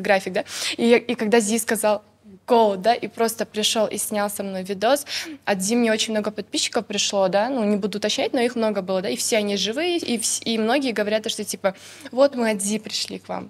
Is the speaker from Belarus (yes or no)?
no; Kadamjay, Batken Region, Kyrgyzstan; я с Кадамжая